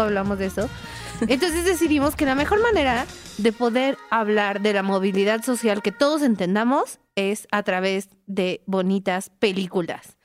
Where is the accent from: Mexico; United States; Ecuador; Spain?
Mexico; Mexico City; yo soy de Iztapalapa